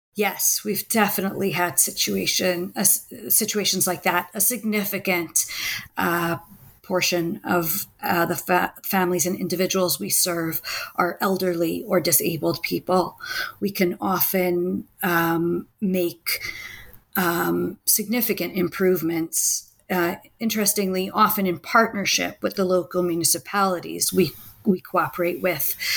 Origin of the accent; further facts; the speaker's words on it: Washington, District of Columbia, United States; now in Israel; I grew up in, Was- in the Washington, D.C. area